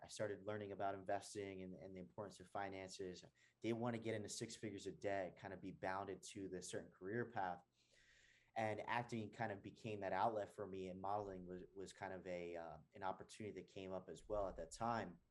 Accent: New Jersey, United States; moved away as an adult; also born or lived in San Diego, California / Venice Beach, California; now in Atlanta, United States; I was born and raised in New Jersey, and I moved to California

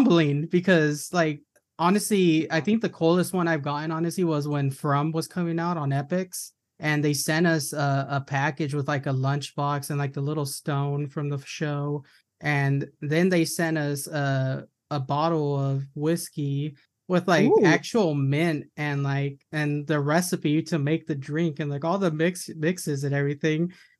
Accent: Tucson, Arizona, United States; from Tucson.

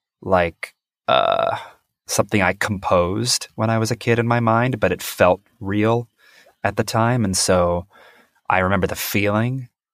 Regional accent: Kansas, United States; also born or lived in North Carolina / Alaska / Pennsylvania; I grew up, well, I was a military brat. So I was born in North Carolina, but then I moved around all over the place to Alaska, Pennsylvania. But then my dad retired in Kansas. And that's where I grew up from like 10 years old onward.

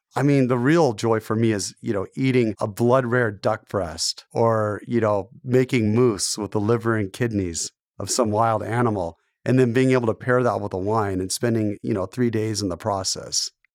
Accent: Portland, Oregon, United States; I grew up in Portland, and my dad was a television journalist. He worked for Channel eight News.

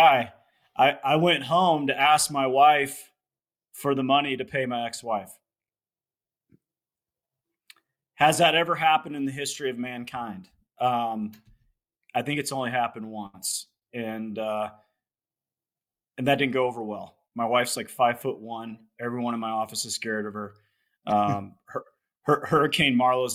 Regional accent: Loveland, Colorado, United States; I'm in Colorado. I grew up in Loveland, Colorado.

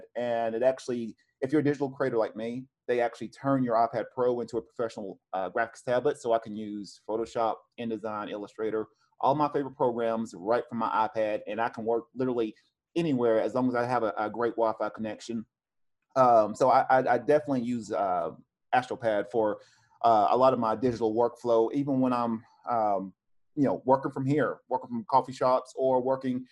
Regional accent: Cleveland, Tennessee, United States; now in Oceanside, United States; I'm originally from Cleveland

